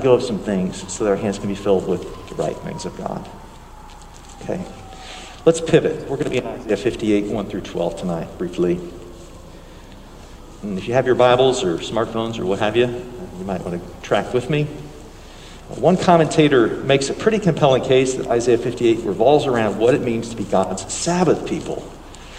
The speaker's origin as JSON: {"language": "English", "country": "United States", "said": "we're American Christians"}